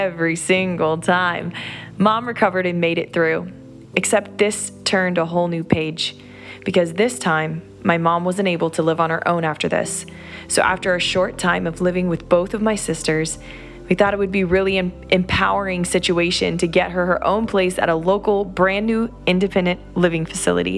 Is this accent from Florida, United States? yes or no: yes; Orlando, Florida, United States; now in South Florida, United States; Orlando, Florida, my hometown